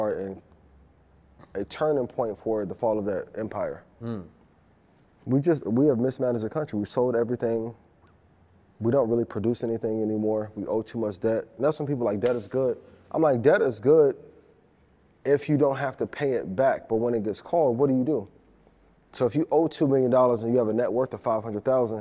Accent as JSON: {"language": "English", "town": "East Chicago", "region": "Indiana", "country": "United States", "tie": "born or raised there", "said": "where I'm from, like when I grew up in East Chicago, people was killing over $500"}